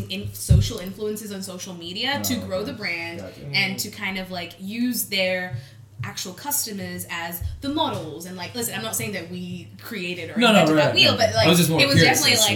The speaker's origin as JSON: {"language": "English", "town": "Brisbane", "region": "Queensland", "country": "Australia", "also_born_or_lived": "Malaysia", "said": "I'm from Brisbane in Australia, so we're a little bit smaller"}